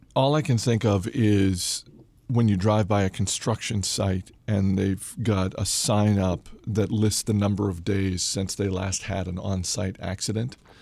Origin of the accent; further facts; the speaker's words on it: Maine, United States; moved away; also born or lived in Massachusetts; I'm from Maine